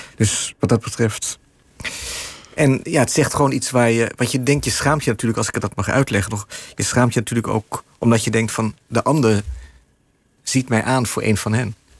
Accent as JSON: {"language": "Dutch", "country": "Netherlands", "moved": "as an adult", "lives_now": "New York, United States", "said": "ik ben een Nederlander met een card"}